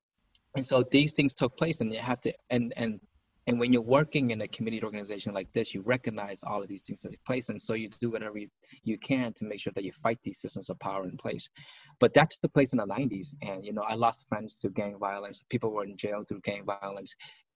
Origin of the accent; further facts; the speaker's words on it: Lowell, Massachusetts, United States; also born or lived in Chicago, Illinois / Cambodian refugee camp; it wasn't easy growing up in Lowell had city councilors that looked at us, looked down at the Khmer community